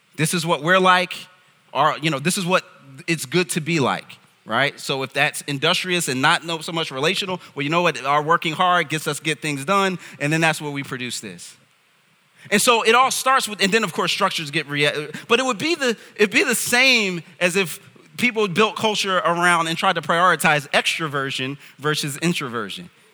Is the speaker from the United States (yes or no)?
yes; United States; I'm from America